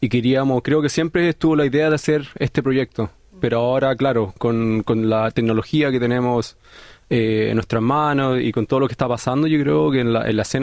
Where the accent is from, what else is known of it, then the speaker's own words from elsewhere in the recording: Chile; soy una artista chilena, pero que vive en, en un país de habla inglesa